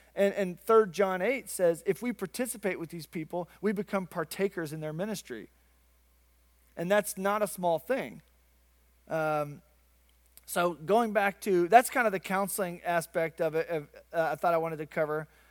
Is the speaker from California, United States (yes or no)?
no; Arkansas, United States; growing up in Arkansas on the Bible Belt